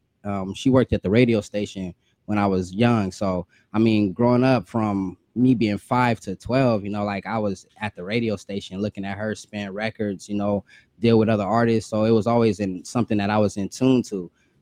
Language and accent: English; Rancho Cucamonga, California, United States; I'm from Rancho Cucamonga, California, in the Empire Stand Up